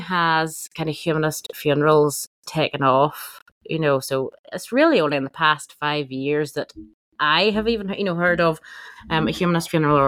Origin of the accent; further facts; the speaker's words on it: Northern Ireland, United Kingdom; Northern Ireland, we're a very special place.